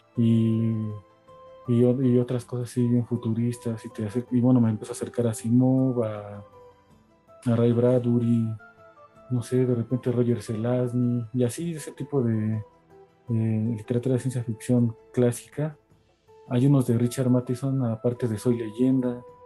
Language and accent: Spanish; Mexico City, Mexico; crecí aquí en Iztapalapa, eh, cerca en el Cerro de la Estrella.